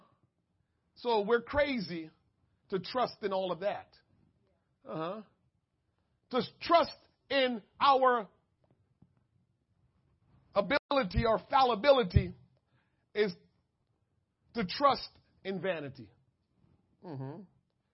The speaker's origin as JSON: {"language": "English", "country": "Jamaica", "said": "I'm Jamaican"}